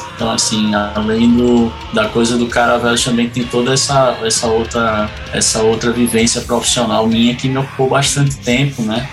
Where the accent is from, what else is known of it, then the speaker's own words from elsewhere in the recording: Recife, Pernambuco, Brazil; Eu, eu sou nordestino, sou natural de Recife, Pernambuco